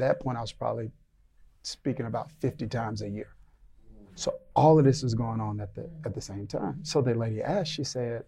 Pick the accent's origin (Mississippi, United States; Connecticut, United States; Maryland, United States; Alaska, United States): Mississippi, United States; But I grew up in the South. We're in the South now. But I grew up in Mississippi